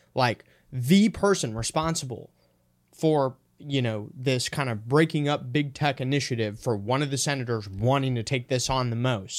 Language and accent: English; Minnesota, United States; I'm from Minnesota